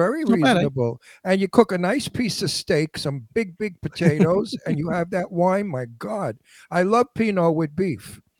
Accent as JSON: {"language": "English", "town": "Genoa", "region": "Liguria", "country": "Italy", "said": "Yeah, I'm familiar. We're from Genoa."}